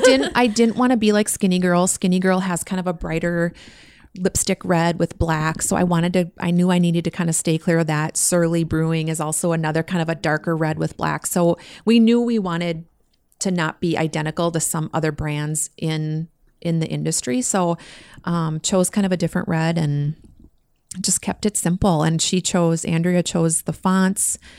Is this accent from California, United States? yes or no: no; Minnesota, United States; Being local, I mean, we're from Minnesota. We, you know, we this is our this is our home state for sure.